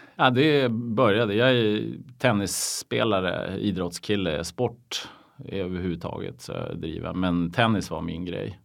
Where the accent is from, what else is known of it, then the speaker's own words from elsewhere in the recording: Umeå, Västerbotten County, Sweden; now in Stockholm, Sweden; Jag är, jag är från Umeå, eller Ume som vi säger Just där uppe